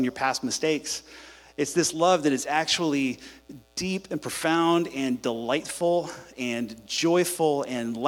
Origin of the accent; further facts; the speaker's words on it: Houston, Texas, United States; I'm from Houston. I grew up here